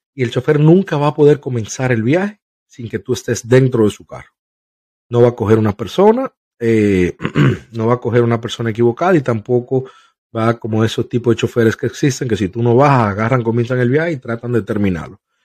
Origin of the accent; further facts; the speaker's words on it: Dominican Republic; now in United States; en mi país, República Dominicana